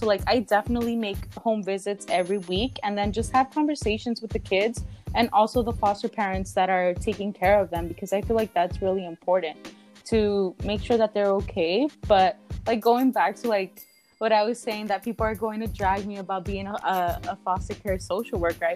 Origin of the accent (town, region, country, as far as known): Los Angeles, California, United States; born or raised there; also born or lived in Mexico / Long Beach / Boyle Heights / New York